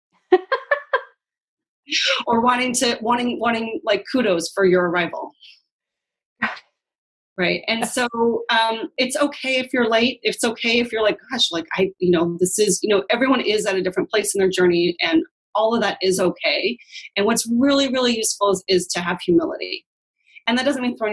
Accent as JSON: {"language": "English", "town": "Seattle", "region": "Washington", "country": "United States", "tie": "born or raised there", "said": "I grew up in Queen Anne and Ballard. I'm squarely a white Seattleite"}